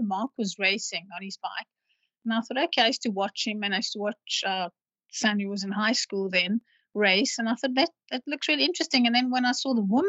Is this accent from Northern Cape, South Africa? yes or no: no; Cape Town, Western Cape, South Africa; because I'm from Cape Town and I always like to promote Cape Town as the most beautiful place in the world